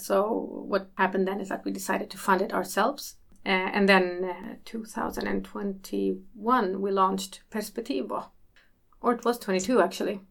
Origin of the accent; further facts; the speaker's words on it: Malmö, Skåne, Sweden; also born or lived in North Macedonia; I am from Malmö. Actually, I was born in Macedonia.